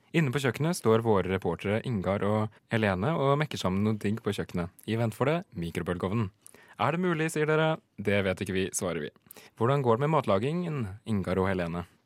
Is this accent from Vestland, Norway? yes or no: no; Hedmark, Innlandet, Norway; Jeg er jo fra Hedmark